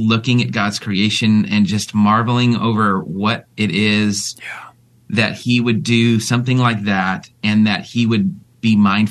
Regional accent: West Coast, United States; I grew up on the West Coast, actually.

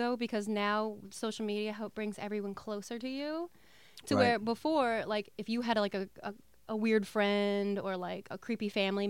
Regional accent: New Jersey, United States; also born or lived in Ohio / Southern California; I grew up in Jersey most of my life. Lived for 8 years in Ohio through college. Lived in Southern California for 8. So I just moved back here about 4 years ago.

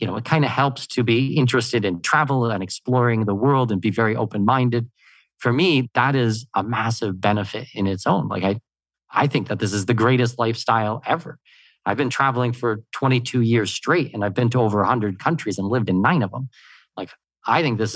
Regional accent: Canada; now in Panama; I'm born and raised in Canada, but my family's from Denmark

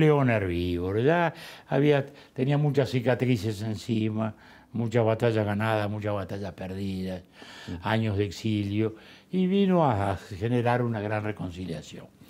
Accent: Montevideo, Uruguay; De chico era, de chico era la playa de Montevideo

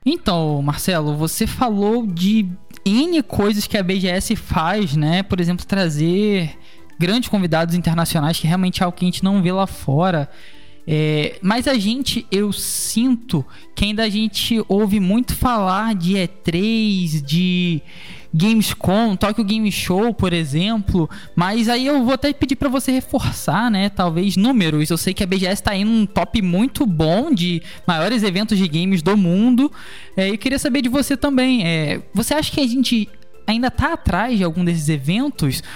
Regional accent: Cabo Frio, Rio de Janeiro, Brazil; moved away as an adult; now in Rio de Janeiro, Brazil; eu sou de Cabo Frio

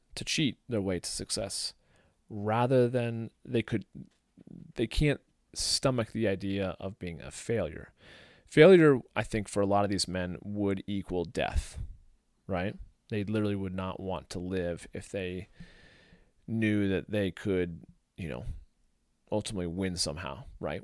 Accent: St. Louis, Missouri, United States; I grew up in St. Louis

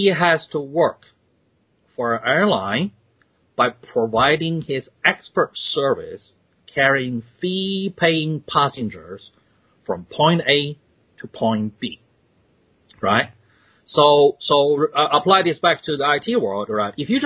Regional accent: China; also born or lived in Australia; now in United States; I was born in China. And I'm twice the immigrant. First time moved to Australia

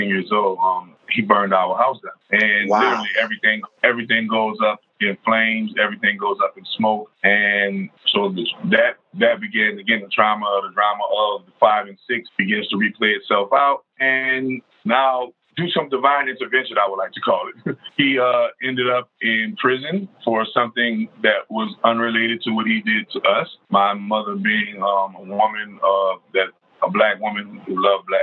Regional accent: New Orleans, Louisiana, United States; I grew up on the New Orleans West Bank

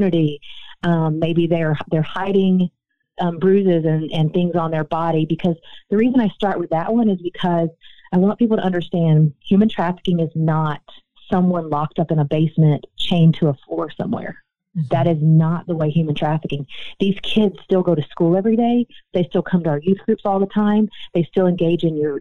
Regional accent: Nashville, Tennessee, United States; I live in the state of Tennessee, for instance, born and raised in Nashville, Tennessee

